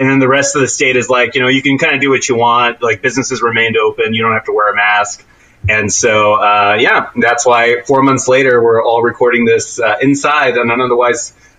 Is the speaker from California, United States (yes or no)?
yes; Central Valley, Northern California, United States; I'm from the asshole of Northern California, Central Valley.